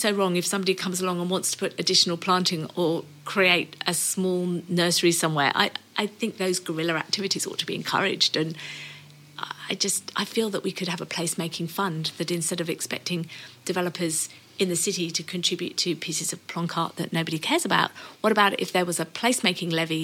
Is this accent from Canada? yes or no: no; United Kingdom; now in Australia; being British